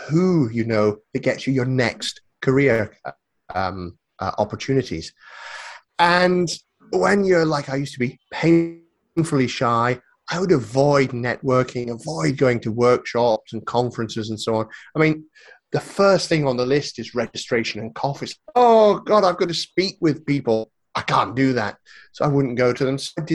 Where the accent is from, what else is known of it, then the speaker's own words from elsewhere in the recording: northeast of Scotland, United Kingdom; moved away as an adult; also born or lived in South of England; I'm in Scotland. I was born here, grew up here